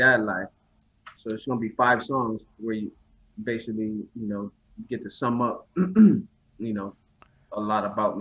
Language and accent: English; Southern California, United States; also born or lived in New Orleans, Louisiana; I'm from Southern California by way of New Orleans. But I was raised in Southern Cali